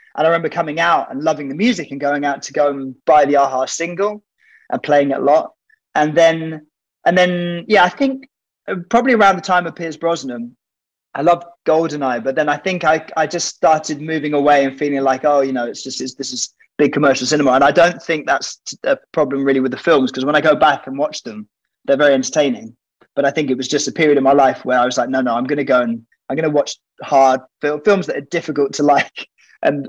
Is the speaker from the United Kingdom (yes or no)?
yes; Oxford, South East England, United Kingdom; I grew up in Oxford